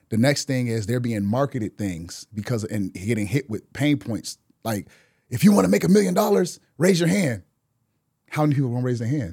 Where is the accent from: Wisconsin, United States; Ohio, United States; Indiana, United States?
Wisconsin, United States; Milwaukee; moved away as an adult; now in Atlanta, United States; in Wisconsin, I'm from Milwaukee